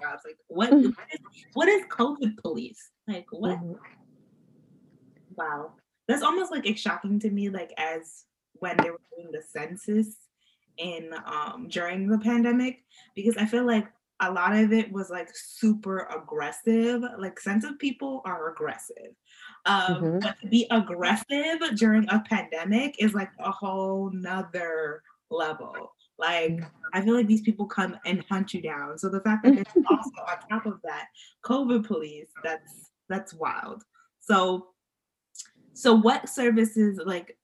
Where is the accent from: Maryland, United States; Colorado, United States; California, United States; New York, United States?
New York, United States; now in Atlanta, United States; I live in Atlanta, but I'm from New York.